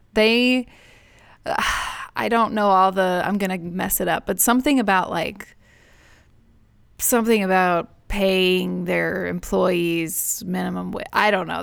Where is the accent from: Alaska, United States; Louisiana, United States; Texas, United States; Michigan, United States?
Texas, United States; Houston; moved away; I grew up in Houston